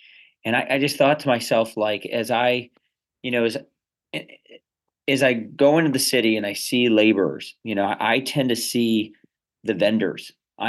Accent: Chicago, Illinois, United States; I grew up on the South Side of Chicago for the first 14 years.

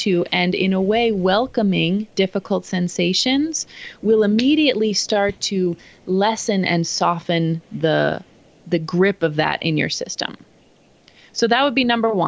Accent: Pittsburgh, Pennsylvania, United States; now in Phoenix, United States; I grew up in East Coast Pittsburgh

